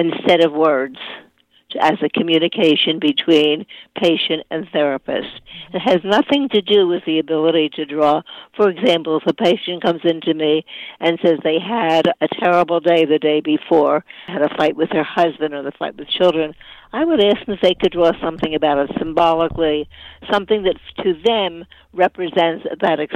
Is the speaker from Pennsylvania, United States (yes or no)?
yes; Philadelphia, Pennsylvania, United States; now in Deerfield Beach, United States; I was born and raised in Philadelphia